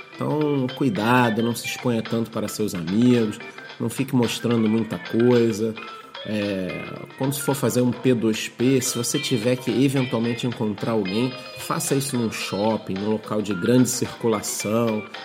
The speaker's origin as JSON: {"language": "Portuguese", "country": "Brazil", "said": "nós que somos brasileiros, moramos aqui num local que não tem tanta segurança"}